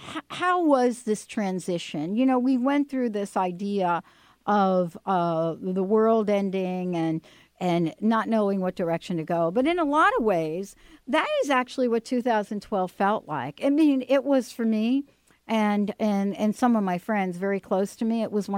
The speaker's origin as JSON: {"language": "English", "town": "New York City", "region": "New York", "country": "United States", "tie": "born there", "said": "Yeah, I was born in the Bronx."}